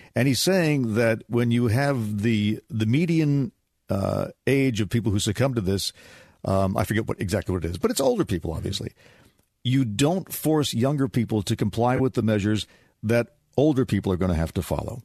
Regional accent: United States; being American

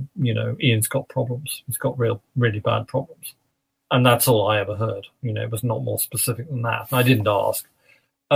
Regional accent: London, United Kingdom; moved away as an adult; also born or lived in Manchester; I'm a Londoner. I lived in London before.

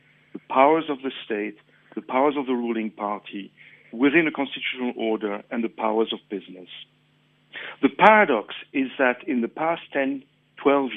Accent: Mauritius; now in South Africa; I'm from Mauritius.

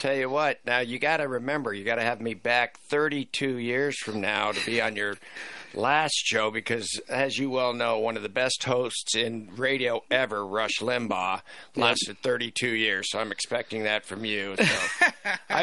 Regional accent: Greeley, Colorado, United States; we grew up in Greeley, Colorado.

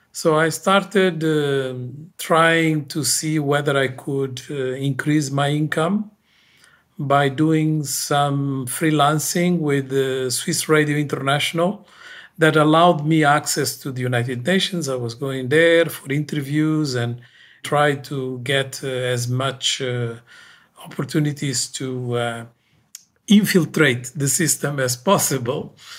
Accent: Guinea-Bissau; moved away; I come from Guinea-Bissau

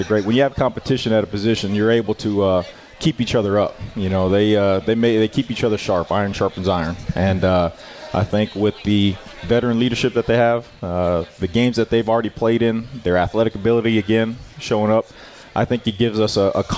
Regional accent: El Paso, Texas, United States; moved away; El Paso, my hometown

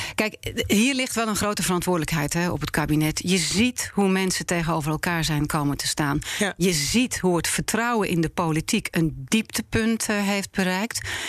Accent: Netherlands; ik ben een Nederlander. Ja. Ik ben hier geboren en eh, opgegroeid.

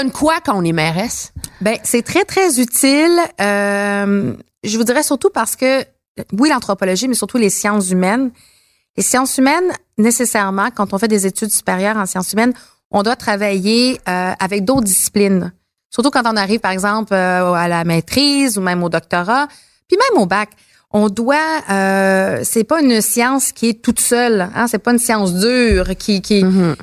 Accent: Montreal, Quebec, Canada; j'ai grandi à Montréal

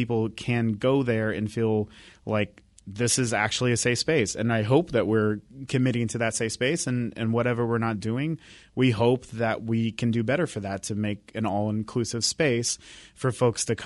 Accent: Bremerton, Washington, United States; I grew up in Bremerton, and you know how Bremerton is

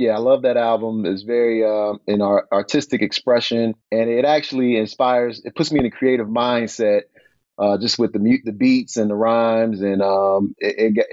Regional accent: Chicago, Illinois, United States; I grew up in the Jordan era, being from Chicago

